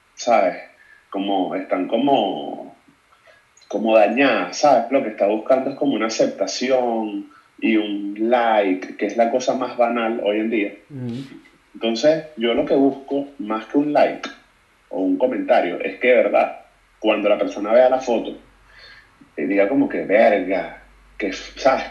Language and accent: Spanish; Caracas, Capital District, Venezuela; moved away as an adult; also born or lived in United States; now in Madrid, Spain; soy de Caracas, Venezuela